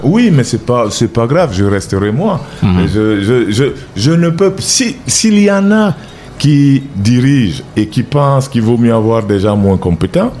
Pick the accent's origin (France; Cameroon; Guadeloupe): Cameroon; je ne suis pas camerounais d'origine, je suis camerounais